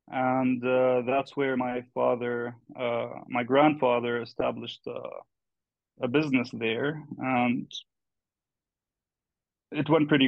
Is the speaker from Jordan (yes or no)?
yes; Jordan; I was born and raised in Jordan. Though my father was born in Hebron, that's where my family comes from.